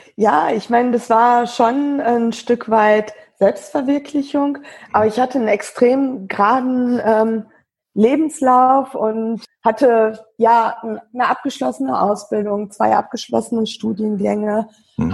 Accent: Wesel, North Rhine-Westphalia, Germany; wohne in, in Wesel am Niederrhein, bin dort auch geboren und ähm, aufgewachsen

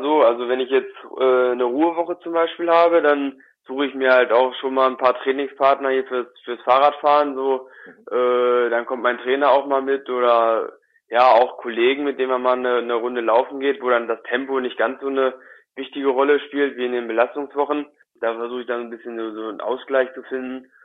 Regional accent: Wolfsburg, Lower Saxony, Germany; ich bin in Wolfsburg äh, geboren und aufgewachsen, beziehungsweise in der Nähe von Wolfsburg, mehr so auf einem kleinen Dorf, zehn Kilometer von Wolfsburg weg.

